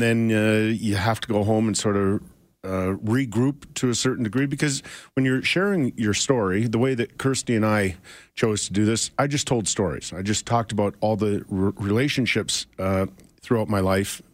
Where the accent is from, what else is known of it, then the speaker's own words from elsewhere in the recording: Edmonton, Alberta, Canada; I grew up in Edmonton